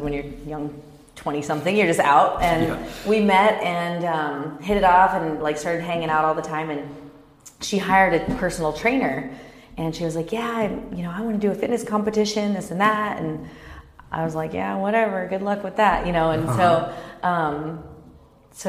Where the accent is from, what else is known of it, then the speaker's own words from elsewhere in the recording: Kansas, United States; also born or lived in Dallas, Texas; now in Orange County, United States; I grew up in Kansas.